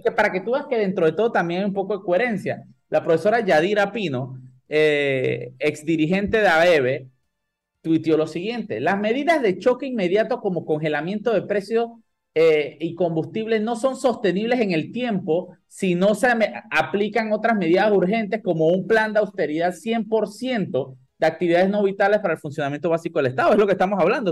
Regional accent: Panama; yo soy un panameño lo más estándar de este mundo

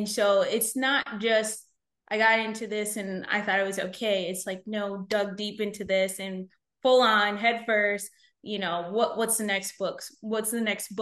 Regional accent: United States; My mom was 7.5 months pregnant with me when she came to the States. And then I was born here

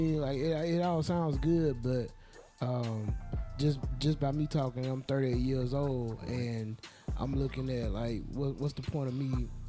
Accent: Orange Grove, United States; now in Seals, United States; Well, I was born and raised in Orange Grove, but I live in Seals now.

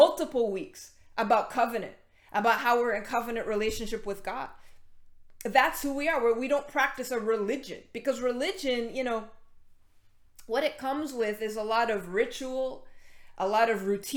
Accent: Canada; we're Canadian

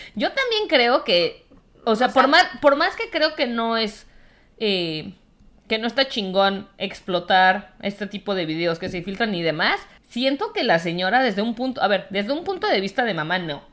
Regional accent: Mexico; como mexicana, corazón azteca

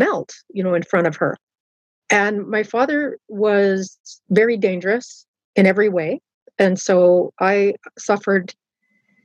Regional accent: Southern Ontario and Halifax, Canada; I had a lot of Christian influence growing up in Southern Ontario and in Halifax

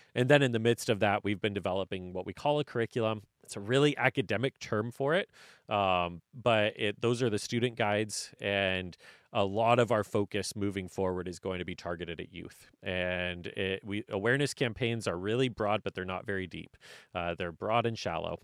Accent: North Central Washington, United States; moved away; I'm from North Central Washington. My family, if I had jumped in, I would have been the fifth generation to run family farming

